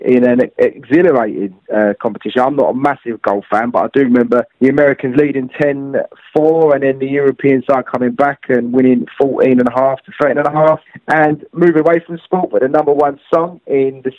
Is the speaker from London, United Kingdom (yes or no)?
yes; London, United Kingdom; being a Londoner